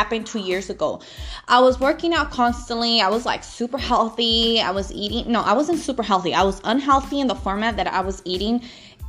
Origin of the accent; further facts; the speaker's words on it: Los Angeles, California, United States; now in Northern California, United States; I am located in Northern California, but I'm originally from Los Angeles